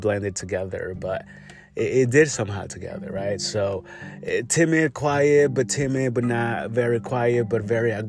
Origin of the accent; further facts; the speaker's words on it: Yurécuaro, Michoacán, Mexico; I grew up over there. I grew up in Michoacán and, you know, Yoracoro, Michoacán.